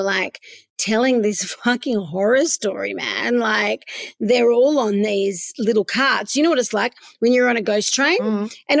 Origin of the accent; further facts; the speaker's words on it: Melbourne, Victoria, Australia; also born or lived in Perth; Now, I'm half from Perth, half from Melbourne. And when I was in Melbourne, I always lived in St Kilda.